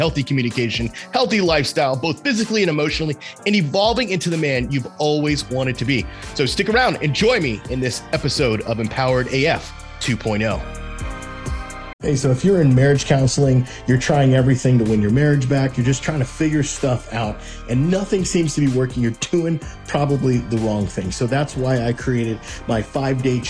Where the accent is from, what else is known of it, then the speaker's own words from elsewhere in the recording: South Florida, United States; I grew up in South Florida where it's fucking 98 degrees all the time